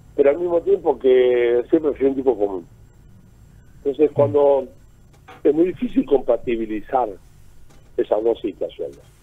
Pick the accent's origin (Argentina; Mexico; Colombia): Argentina; moved away; soy un Renek argentino.